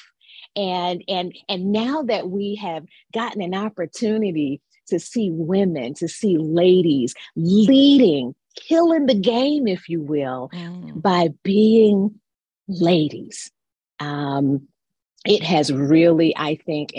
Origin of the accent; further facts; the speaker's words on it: North Carolina, United States; moved away as an adult; now in Maryland, United States; I grew up in North Carolina and relocated to Maryland about 27 years ago.